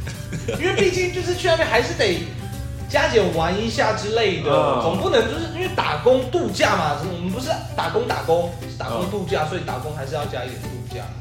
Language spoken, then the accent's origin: Chinese; Taichung, Taiwan; 哎，台中人土生土长，台中人没有出去过，